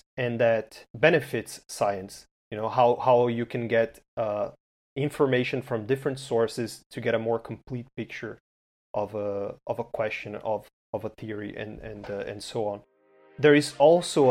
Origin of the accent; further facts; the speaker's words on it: Brazil; I'm from Brazil